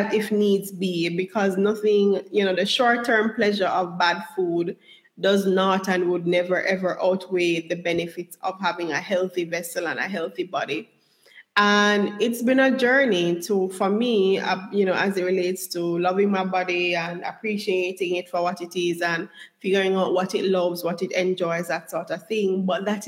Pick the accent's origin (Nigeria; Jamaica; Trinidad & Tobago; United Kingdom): Jamaica; moved away; also born or lived in United States; I was brought up in Jamaica